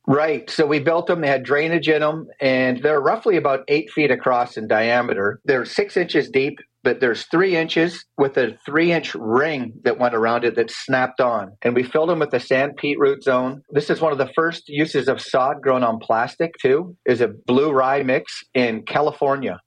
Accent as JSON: {"language": "English", "town": "Calgary", "region": "Alberta", "country": "Canada", "tie": "born or raised there", "also_born_or_lived": "Michigan / Tennessee", "moved": "as an adult", "said": "I grew up playing sports in Canada and Calgary"}